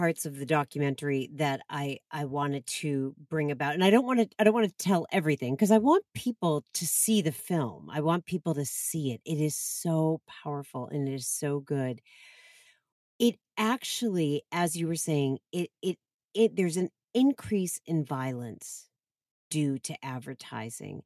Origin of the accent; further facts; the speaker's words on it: Boston, Massachusetts, United States; I grew up in the Boston area